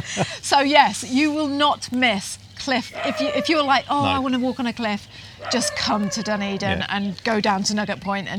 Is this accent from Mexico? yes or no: no; Cornwall, South West England, United Kingdom; moved away as an adult; also born or lived in Taranaki, New Zealand; now in New Zealand; We were raised in Cornwall in England